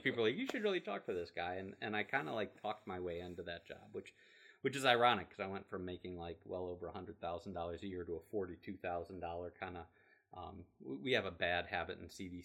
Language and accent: English; Bainbridge, Ohio, United States; I grew up in Bainbridge